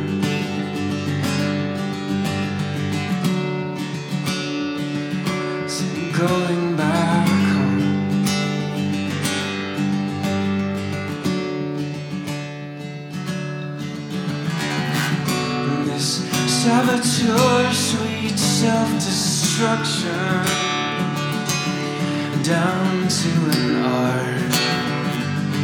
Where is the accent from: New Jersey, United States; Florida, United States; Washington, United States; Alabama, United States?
Washington, United States; Seattle; moved away; also born or lived in North Carolina / Kentucky; I'm from here, but I moved from North Carolina to Kentucky.